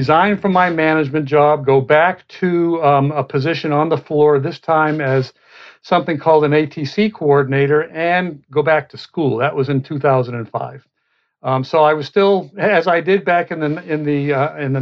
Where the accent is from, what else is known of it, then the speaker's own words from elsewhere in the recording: Boston, Massachusetts, United States; moved away; also born or lived in Cleveland, Ohio / Atlanta, Georgia / Cedar Rapids, Iowa; being born in Cleveland, growing up in the Boston area